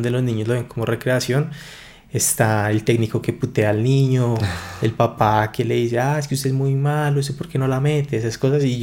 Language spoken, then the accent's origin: Spanish; Bogotá, Colombia; also born or lived in Medellín; yo me crié acá en Bogotá.